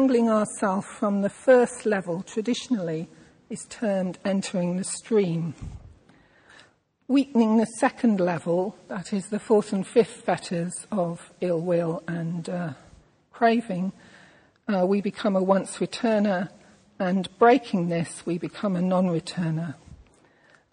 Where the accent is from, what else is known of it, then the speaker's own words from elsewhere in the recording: England, United Kingdom; I am a white, middle-class English woman